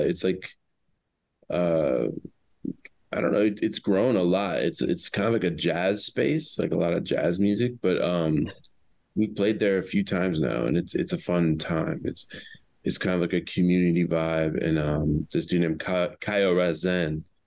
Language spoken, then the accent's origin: English; Oak Park, Illinois, United States; also born or lived in Chicago, United States; I grew up in Oak Park